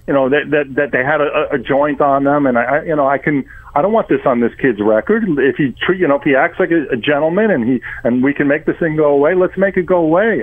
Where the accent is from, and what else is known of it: New York, United States; born or raised there; moved away as an adult; now in Florida, United States